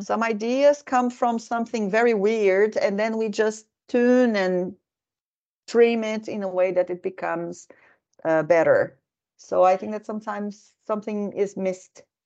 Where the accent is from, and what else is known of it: Brazil; now in Finland